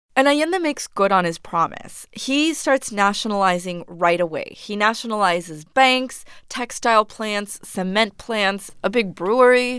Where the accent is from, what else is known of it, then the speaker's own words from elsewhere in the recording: Argentina; I'm from Argentina